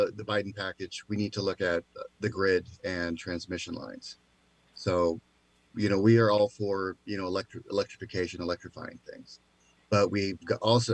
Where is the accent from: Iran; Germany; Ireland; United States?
United States; Covington, Washington; I grew up in Covington, Kent area